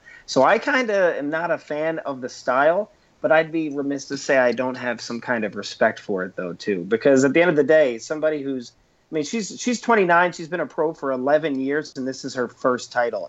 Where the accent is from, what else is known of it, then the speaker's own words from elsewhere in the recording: right outside of Philadelphia, Delaware, United States; I grew up on the East Coast, right in Delaware, right outside of Philadelphia.